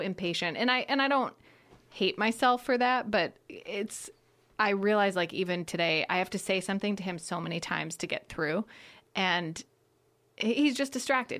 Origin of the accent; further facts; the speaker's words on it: outside of Detroit, Michigan, United States; moved away; also born or lived in Chicago; I grew up outside of Detroit